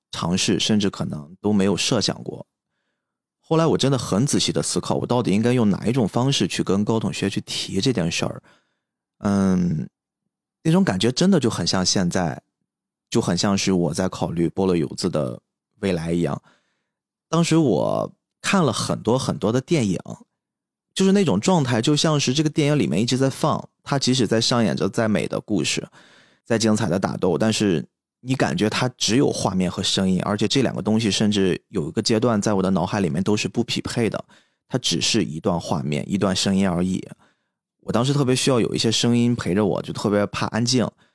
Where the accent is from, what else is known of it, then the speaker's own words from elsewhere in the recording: Qingdao, Shandong, China; also born or lived in Chongqing; 我是青岛人